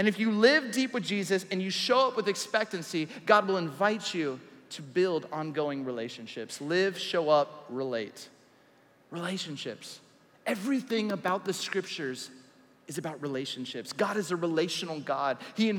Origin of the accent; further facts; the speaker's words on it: Southern California, United States; I grew up in Southern California.